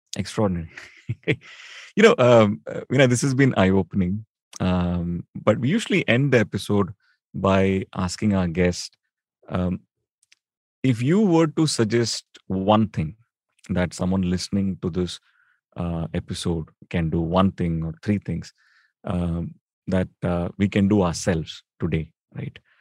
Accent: Chennai, Tamil Nadu, India; now in Delhi, India; I grew up in Chennai

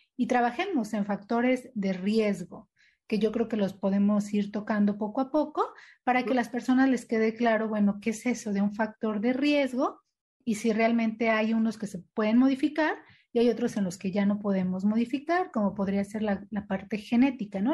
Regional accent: Mexico; como mexicanos nos hemos adaptado

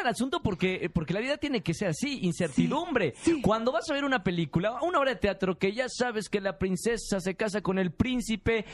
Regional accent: Mexico

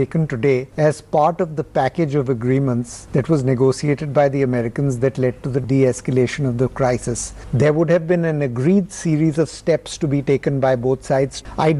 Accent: India; as an Indian who has been burnt many times by many false dawns

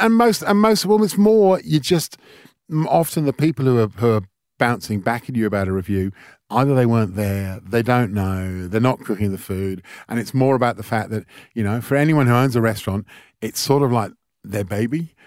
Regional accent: England, United Kingdom; moved away as an adult; now in Australia; growing up in England

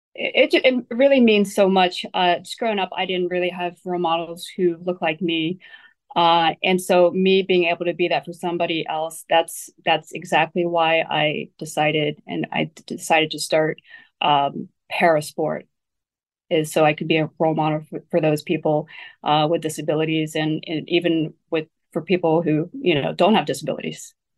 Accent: Ohio, United States; also born or lived in Taiwan; Growing up in Ohio

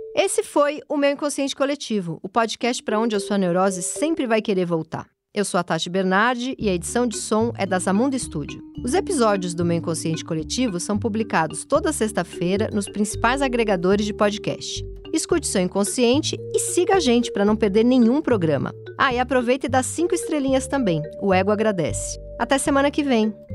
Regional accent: Brazil; eu nasci na Zona Leste

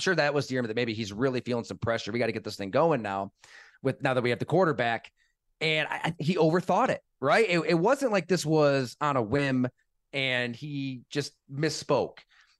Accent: New York, United States; and I grew up here in Western New York, whenever the Bills were looking for a head coach, it was not a destination, right?

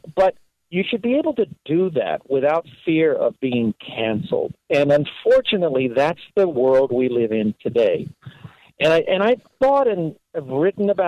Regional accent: Los Angeles, California, United States; When I was a kid growing up in Los Angeles

